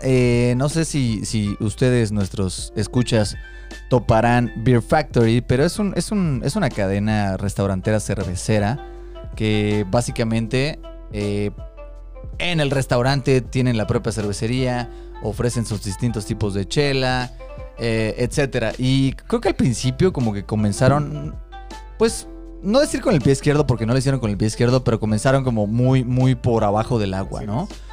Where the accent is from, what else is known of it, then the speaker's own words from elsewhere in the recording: Mexico City, Mexico; Somos tres amigos chilangos